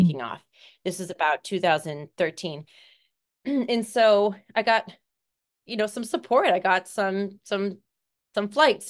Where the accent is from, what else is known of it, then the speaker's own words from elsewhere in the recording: Seattle, Washington, United States; I am from Seattle, Washington, born the eighth of nine children.